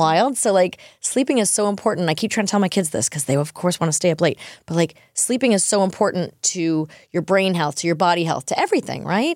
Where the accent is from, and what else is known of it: New York, United States; born or raised there; now in Nashville, United States